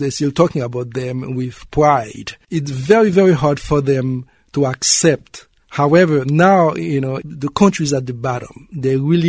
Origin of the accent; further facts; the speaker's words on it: Haiti; moved away as an adult; now in New York City, United States; I was born in Haiti, but I spent most of the last 20 years in New York City